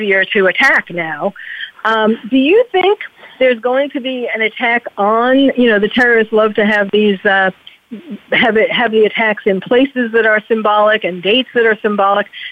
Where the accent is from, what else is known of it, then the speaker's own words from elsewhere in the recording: New York, United States; moved away as an adult; now in California, United States; I am born and bred in New York, and I moved to California. I'm currently in California